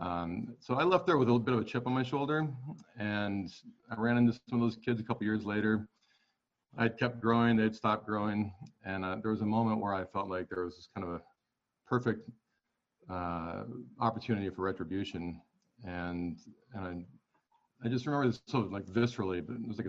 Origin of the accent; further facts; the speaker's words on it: Montana, United States; also born or lived in Los Angeles; I grew up in Montana and I'm here again. I took a little stint in Los Angeles for about 9 years.